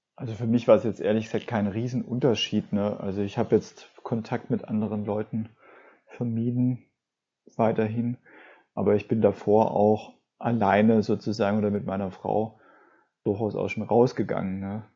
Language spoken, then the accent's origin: German; Swabia, Germany; ich komme ja aus dem Schwabenland